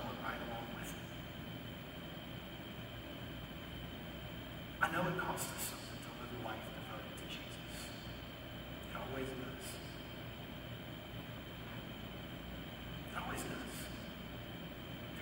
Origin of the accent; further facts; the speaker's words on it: United States; I'm an American and I'm a Christian